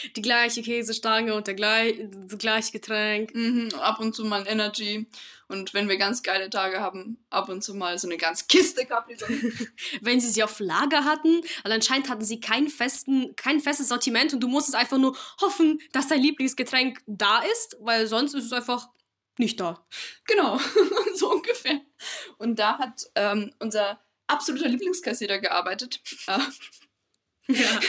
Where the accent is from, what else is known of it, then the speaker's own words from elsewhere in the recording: Bavaria, Germany; wie man jetzt raushören kann, wir kommen aus Bayern